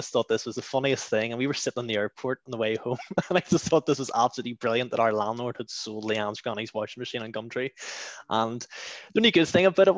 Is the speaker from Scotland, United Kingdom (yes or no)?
no; Clockfern, Northern Ireland, United Kingdom; now in Bangor, United Kingdom; I'm originally from Clockfern. Which I'm sure some of you have seen on the news recently. And I now hail from Bangor.